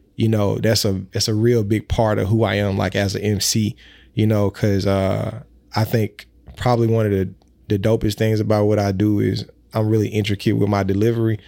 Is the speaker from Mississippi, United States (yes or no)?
yes; Mississippi, United States; I am from Mississippi